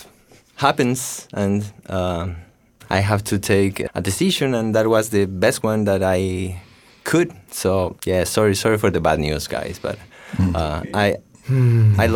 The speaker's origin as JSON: {"language": "English", "country": "Ecuador", "tie": "born or raised there", "moved": "yes", "said": "I grew up in a rural town"}